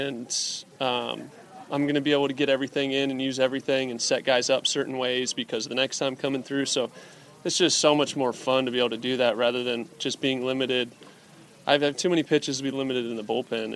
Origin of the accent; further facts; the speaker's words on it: Anaheim, California, United States; my hometown team